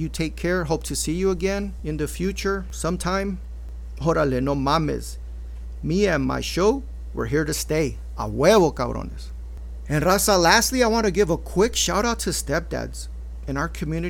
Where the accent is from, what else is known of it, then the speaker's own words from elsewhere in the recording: Maywood, California, United States; also born or lived in Los Angeles; being born in LA, growing up in Maywood